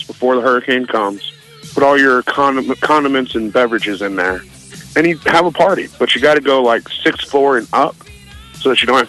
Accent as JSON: {"language": "English", "region": "North Carolina", "country": "United States", "moved": "yes", "lives_now": "Omaha, United States", "said": "I'm originally from North Carolina"}